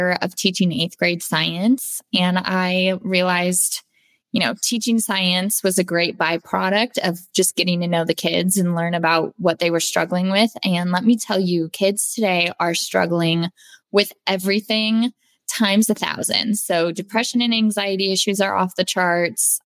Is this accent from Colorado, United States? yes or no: yes; Denver, Colorado, United States; I was born and raised in Denver, Colorado